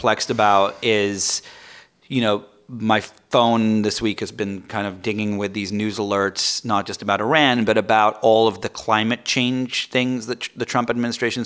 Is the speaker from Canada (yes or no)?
no; England, United Kingdom; moved away; I'm from England.